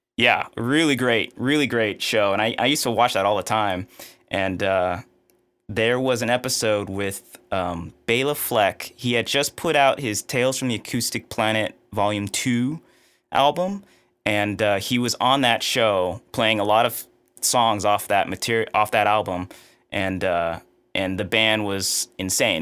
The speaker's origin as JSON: {"language": "English", "town": "Houston", "region": "Texas", "country": "United States", "tie": "born or raised there", "said": "I grew up in Houston, Texas, uh, kind of the suburbs of Houston"}